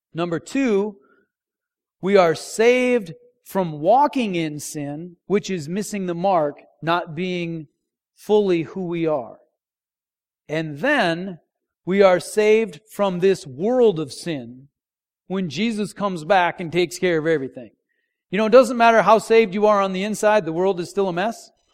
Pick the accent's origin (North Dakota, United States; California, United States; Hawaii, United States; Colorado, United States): North Dakota, United States; moved away; I grew up in North Dakota and they don't salt the roads there